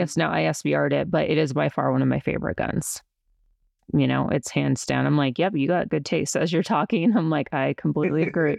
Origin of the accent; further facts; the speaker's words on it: Colorado, United States; also born or lived in New York City; I'm from Colorado